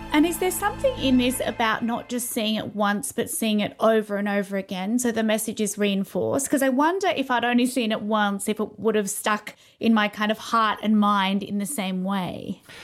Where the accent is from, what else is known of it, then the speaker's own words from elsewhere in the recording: London, United Kingdom; growing up in London in the eighties